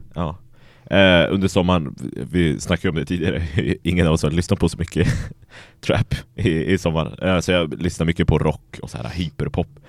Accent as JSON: {"language": "Swedish", "town": "Skellefteå", "region": "Västerbotten County", "country": "Sweden", "said": "jag kommer från Skellefteå"}